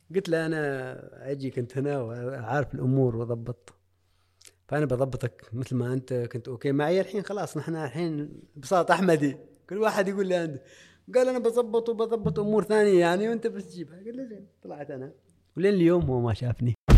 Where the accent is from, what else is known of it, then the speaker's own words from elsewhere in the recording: Oman; انا من عمان